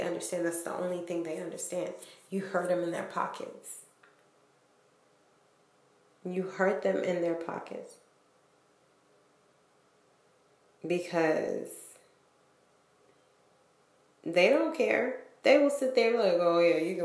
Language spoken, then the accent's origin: English; Rhode Island, United States; I'm from Rhode Island